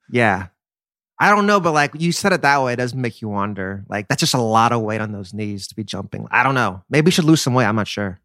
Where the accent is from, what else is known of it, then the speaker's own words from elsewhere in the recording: Texas, United States; I'm from Texas. I went to U T when K D was there.